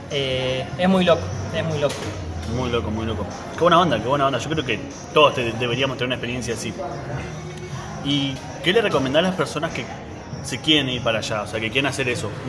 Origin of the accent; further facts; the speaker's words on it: Neuquén, Argentina; estamos acostumbrados a decir, bueno, nosotros que somos de Neuquén, del sur de Argentina, decimos